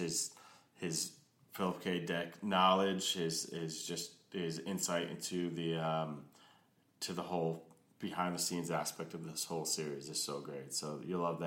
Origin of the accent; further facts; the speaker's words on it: United States; as an American film consumer